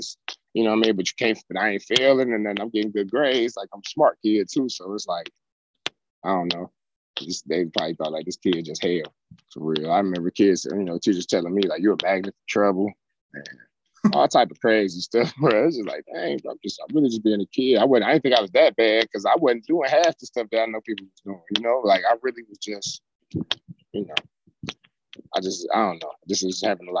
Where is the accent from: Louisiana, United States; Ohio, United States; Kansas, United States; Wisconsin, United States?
Ohio, United States; Cleveland; moved away as an adult; also born or lived in Canada; growing up in Cleveland and then getting out of there